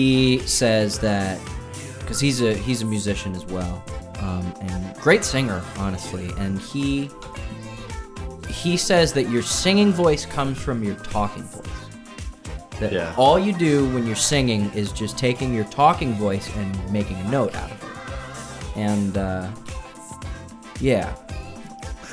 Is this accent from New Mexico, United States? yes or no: no; California, United States; moved away; I'm from California